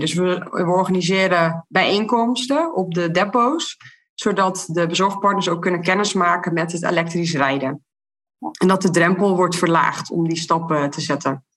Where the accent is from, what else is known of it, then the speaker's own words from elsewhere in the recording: Terneuzen, Zeeland, Netherlands; uit Terneuzen, waar ik vandaan kom